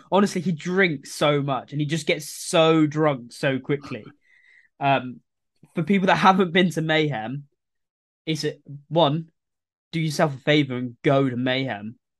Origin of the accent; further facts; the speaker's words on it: England, United Kingdom; I'm English